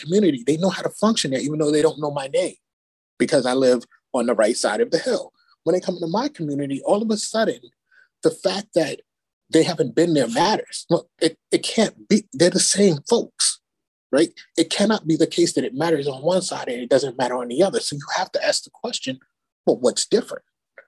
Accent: Bronx, New York, United States; growing up in the Bronx and going to school and having to take the train down to Manhattan when I started high school

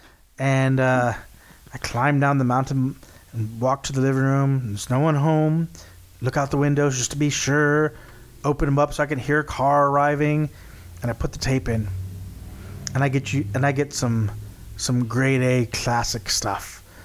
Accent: Texas, United States; we're from Texas

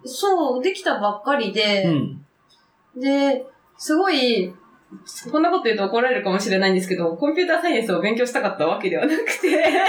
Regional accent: Nago, Okinawa, Japan; moved away as an adult; now in Tokyo, Japan; 出身地は沖縄県です。

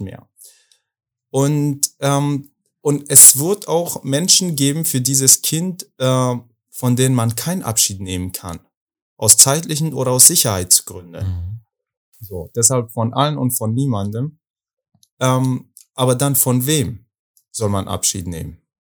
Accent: Afghanistan; German is a second language; now in Berlin, Germany; ich komme aus Afghanistan

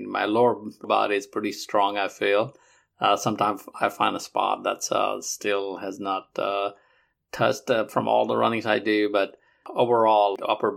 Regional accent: Nepal; now in Alabama, United States; I'm originally from Nepal, but I live in Alabama.

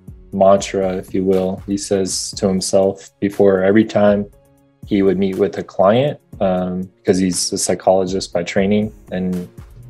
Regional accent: Midwest, United States; now in West Coast, United States; I grew up in the Midwest

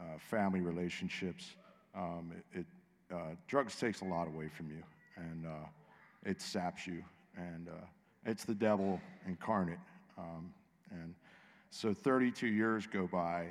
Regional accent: Pittsburgh, Pennsylvania, United States; I'm from Pittsburgh.

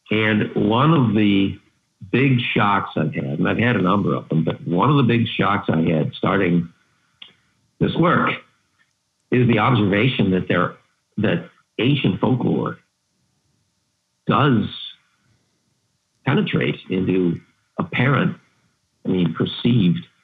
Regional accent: New York, United States; Yeah, near Buffalo.

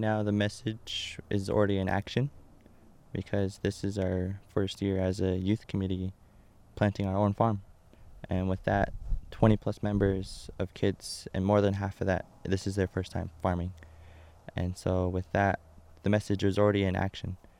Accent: Shiprock, New Mexico, United States; I was born and raised here in Shiprock

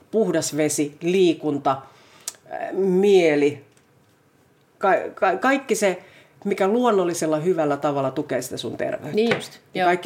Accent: Finland; mä olin sieltä maaseudulta kotoisin

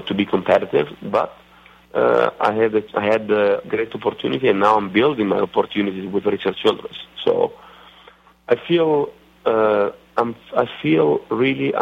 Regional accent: Italy; accent: Italian redneckish; English is a second language; now in Charlotte, United States; my Italian redneckish accent

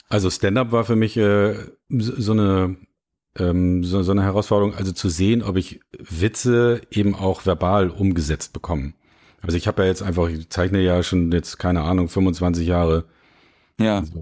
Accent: Lübeck, Schleswig-Holstein, Germany; now in Hamburg, Germany; Ich komme ja ursprünglich aus Lübeck und ich bin 98 nach Hamburg gekommen

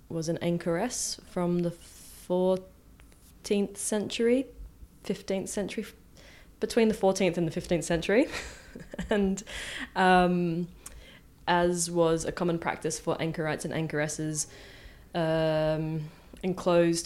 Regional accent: Adelaide, South Australia, Australia; moved away as an adult; also born or lived in Rotterdam, Netherlands; now in Marseille, France; I am an artist from Adelaide, and I'm currently living in Marseille

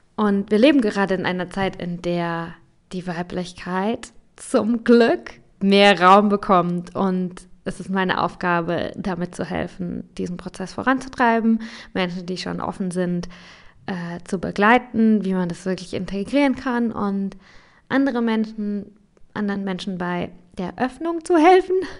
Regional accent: Germany; bei uns in Deutschland

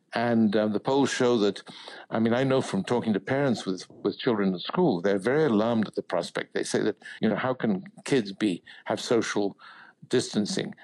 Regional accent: United Kingdom; as a Brit

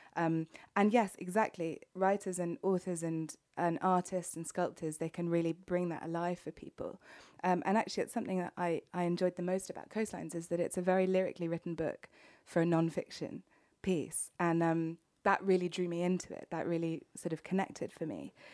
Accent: United Kingdom; being a Brit through and through

